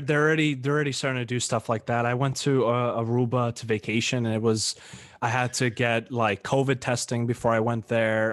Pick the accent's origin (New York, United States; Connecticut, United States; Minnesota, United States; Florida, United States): New York, United States; moved away; I went back home to New York, kinda like my hometown where I grew up most of my life